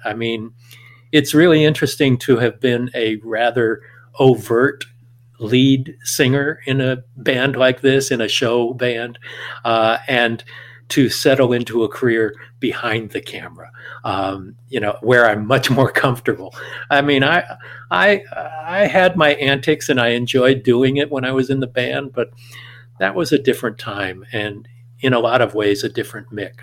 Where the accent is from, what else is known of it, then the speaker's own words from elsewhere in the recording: Southern California, United States; growing up in Southern California